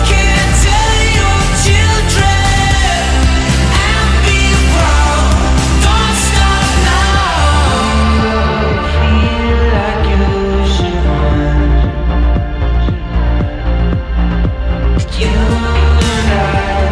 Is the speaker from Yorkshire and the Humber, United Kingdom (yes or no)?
yes; Pontefract, Yorkshire and the Humber, United Kingdom; I'm from Pontefract